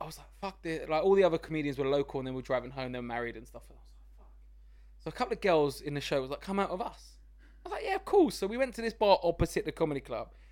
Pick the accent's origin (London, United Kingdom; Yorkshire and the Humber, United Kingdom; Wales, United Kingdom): London, United Kingdom; I grew up in East London, Walthamstow, it was really run down when I was growing up there